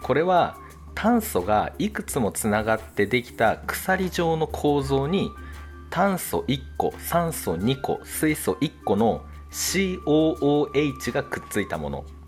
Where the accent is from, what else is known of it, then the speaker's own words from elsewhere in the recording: Chubu, Japan; now in Kanto, Japan; 東北っていうか、中部の方出身